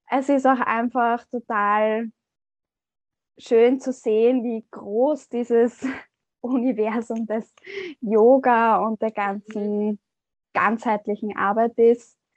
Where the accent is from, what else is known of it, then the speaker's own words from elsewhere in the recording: Austria; ich komme aus Österreich.